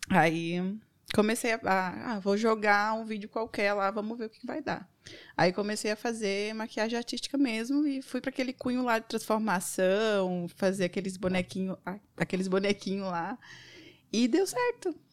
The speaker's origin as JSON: {"language": "Portuguese", "region": "São Paulo", "country": "Brazil", "also_born_or_lived": "Estrela", "lives_now": "Garopaba, Brazil", "said": "Eu sou …. Eu vim de São Paulo e estou morando agora atualmente em Garopaba, no Ambrósio."}